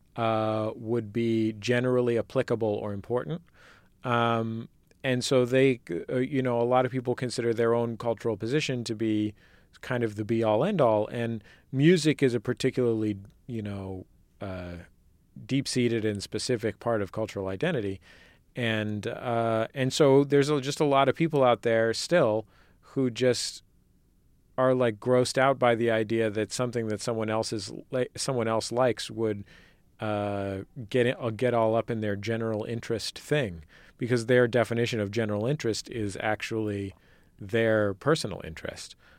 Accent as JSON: {"language": "English", "area": "San Francisco Bay Area", "region": "California", "country": "United States", "said": "I'm from the Bay, uh, where multiculturalism is presumed."}